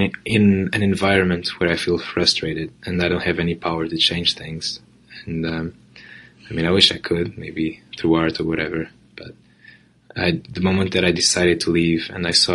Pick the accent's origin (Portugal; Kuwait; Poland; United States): Portugal; Setúbal; English is a second language; moved away as an adult; also born or lived in Porto, Portugal / London, United Kingdom; I moved from Portugal, from my hometown, Setúbal, to Porto when I was 17